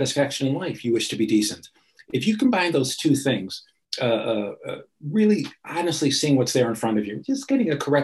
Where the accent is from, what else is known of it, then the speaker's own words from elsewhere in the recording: Chicago, Illinois, United States; I grew up in Chicago